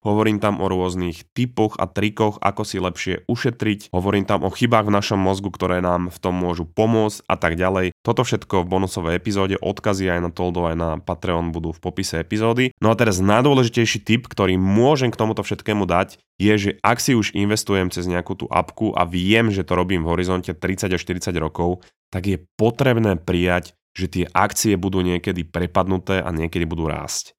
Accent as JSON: {"language": "Slovak", "country": "Slovakia", "also_born_or_lived": "Canada", "moved": "as an adult", "said": "vítaj späť doma"}